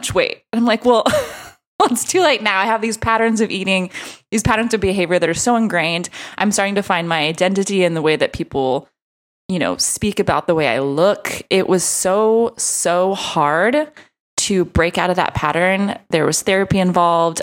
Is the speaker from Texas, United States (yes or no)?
yes; Texas, United States; I'm from Texas